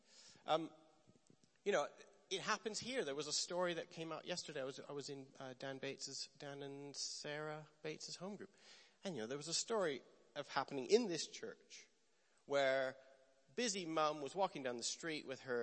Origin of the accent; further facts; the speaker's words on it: Canada; moved away; also born or lived in Bethel, Redding, California; I'm Canadian